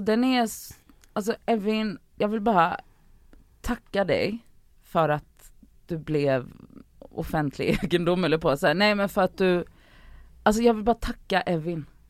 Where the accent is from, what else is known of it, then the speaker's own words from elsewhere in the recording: Gothenburg, Västra Götaland, Sweden; Jag är uppvuxen i Biskopsgården